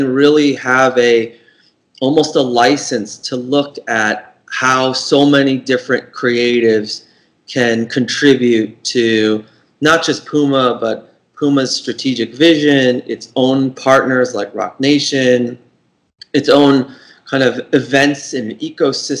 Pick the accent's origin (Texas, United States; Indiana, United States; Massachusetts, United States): Massachusetts, United States; outside of Boston; my hometown outside of Boston